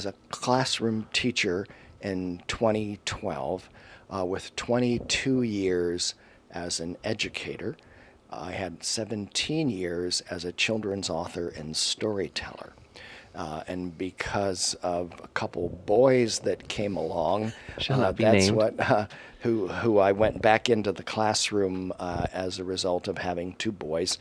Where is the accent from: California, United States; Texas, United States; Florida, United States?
Florida, United States; Miami; also born or lived in Polk County, Florida; I grew up in Miami till the end of to seventh grade